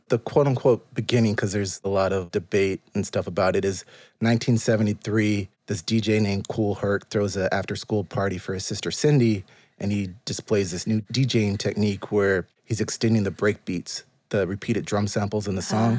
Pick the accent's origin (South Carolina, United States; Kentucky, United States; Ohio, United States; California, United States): California, United States; Pomona; moved away as an adult; also born or lived in Los Angeles; now in Charlotte, United States; I am from the Inland Empire